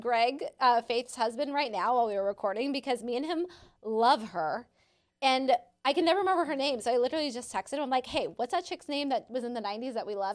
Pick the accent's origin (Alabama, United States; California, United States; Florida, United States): California, United States; San Diego; I grew up in San Diego